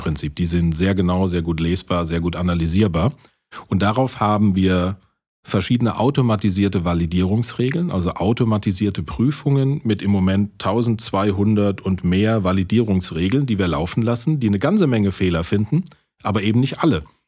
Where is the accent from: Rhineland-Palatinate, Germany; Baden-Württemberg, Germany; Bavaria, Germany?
Rhineland-Palatinate, Germany; als Pfälzer